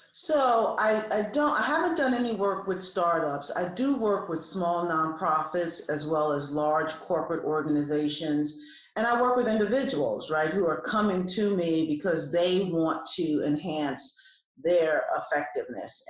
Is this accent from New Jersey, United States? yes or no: yes; New Jersey, United States; now in Atlanta, United States; I have lived in Atlanta for almost 30 years. I'm originally from New Jersey.